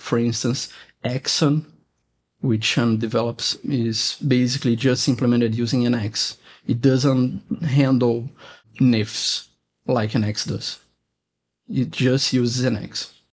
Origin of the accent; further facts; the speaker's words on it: Brazil; I'm from Brazil